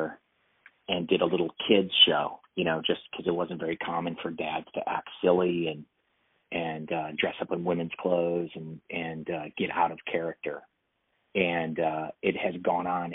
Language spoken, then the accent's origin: English; Texas, United States; I was raised in Texas under football culture